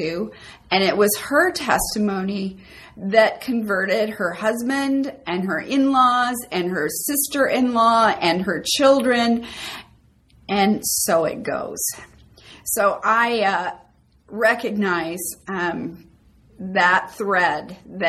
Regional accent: Minnesota, United States; I was born and raised in Minnesota

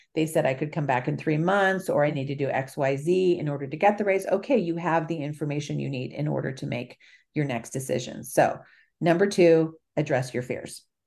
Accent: California, United States; also born or lived in Italy; I'm from California

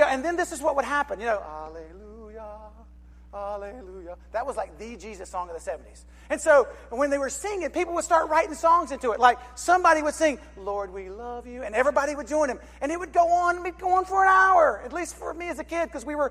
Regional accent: Charlotte, North Carolina, United States; I grew up in Charlotte, North Carolina

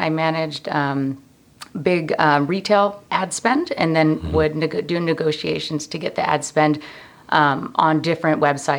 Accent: Fresno, California, United States; also born or lived in New Haven, Connecticut / Santa Barbara, California; we moved here, I think, when I was 7.

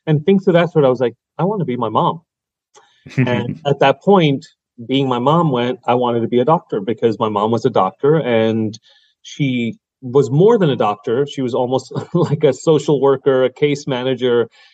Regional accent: New York City, New York, United States; also born or lived in Long Island, New York; I grew up in Brooklyn and Queens and then Long Island for high school and, you know, middle school

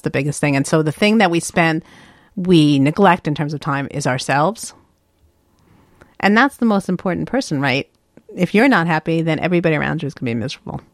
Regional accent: New York, United States; I'm from the East Coast

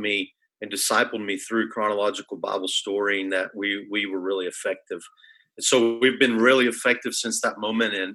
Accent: Arkansas, United States; moved away as an adult; now in Peru; I was born here in Arkansas. I'm a Razorback through and through

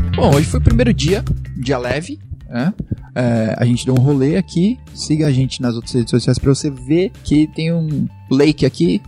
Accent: Brazil; a gente é brasileiro

